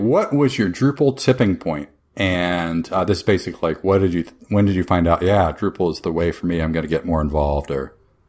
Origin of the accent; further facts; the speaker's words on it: Gainesville, Florida, United States; That's my hometown. Gainesville's my hometown.